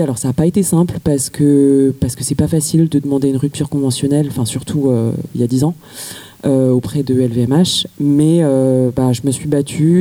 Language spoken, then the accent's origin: French; Paris, Île-de-France, France; j'ai grandi à Paris